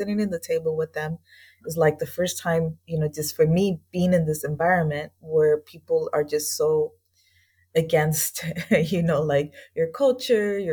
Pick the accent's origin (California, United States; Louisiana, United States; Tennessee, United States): California, United States; Los Angeles; moved away as an adult; also born or lived in Washington, D.C. / El Salvador; I grew up in East